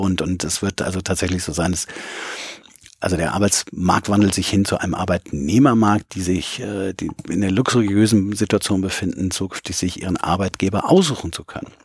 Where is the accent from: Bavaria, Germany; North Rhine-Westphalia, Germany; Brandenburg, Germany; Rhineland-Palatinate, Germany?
North Rhine-Westphalia, Germany; Bonn; moved away as an adult; now in Hamburg, Germany; in Bonn, wo ich ja herkomme